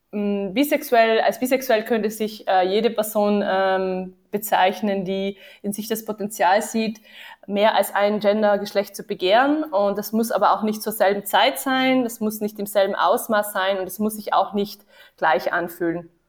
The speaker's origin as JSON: {"language": "German", "region": "Vienna", "country": "Austria", "moved": "as an adult", "lives_now": "Tübingen, Germany", "said": "Ja, ich komme auch aus Wien, mhm. genau. Ähm, ich habe auch in Wien studiert."}